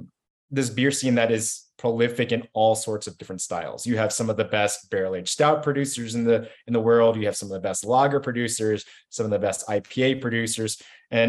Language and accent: English; Kentucky, United States; now in Denver, United States; I moved out here from Kentucky in 2009, so I was fortunate enough to be part of that big boom that Jonathan mentioned around 2010.